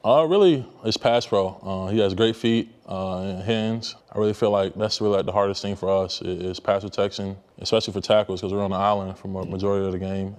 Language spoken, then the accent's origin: English; near FedEx Field, Maryland, United States; moved away as an adult; we used to practice like right behind FedEx Field